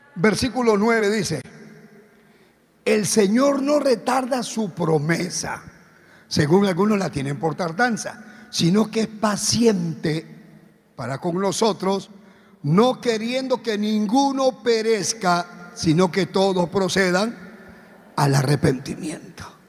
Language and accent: Spanish; Peru; now in Ecuador; Soy misionero peruano en Ecuador